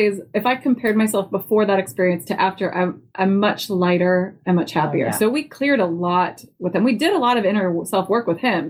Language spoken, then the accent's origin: English; Roanoke, Virginia, United States; I was born in Roanoke, Virginia